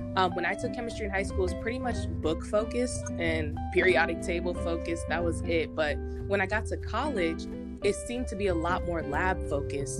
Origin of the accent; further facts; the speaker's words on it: Homewood, Illinois, United States; moved away; I'm originally from Homewood, Illinois